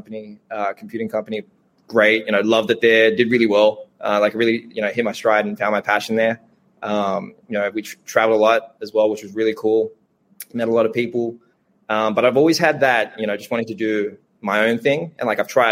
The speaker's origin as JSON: {"language": "English", "town": "Sydney", "region": "New South Wales", "country": "Australia", "tie": "born or raised there", "said": "my parents were immigrants. Like we grew up in Southwest Sydney, lovely place, you know, like public housing, welfare"}